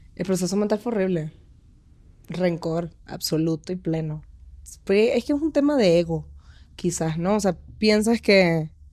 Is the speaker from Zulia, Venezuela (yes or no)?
yes; Maracaibo, Zulia, Venezuela; moved away as an adult; now in Mexico City, Mexico; vengo de Maracaibo, estudié comunicación social en Urbe